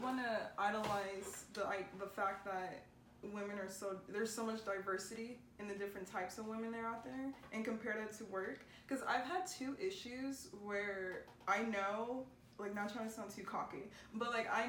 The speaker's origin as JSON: {"language": "English", "country": "United States", "said": "I'm American"}